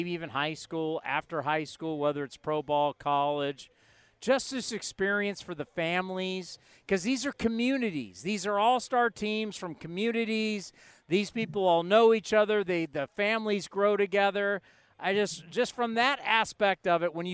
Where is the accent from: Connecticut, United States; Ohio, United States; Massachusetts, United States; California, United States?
California, United States; Southern; I grew up a fan of watching USC football, watching UCLA when I was a kid, you know, growing up in Southern California